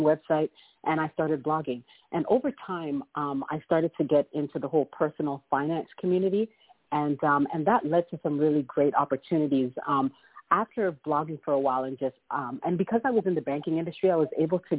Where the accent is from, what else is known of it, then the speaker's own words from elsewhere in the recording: Toronto, Ontario, Canada; moved away as an adult; now in United States; I'm originally from Toronto, Canada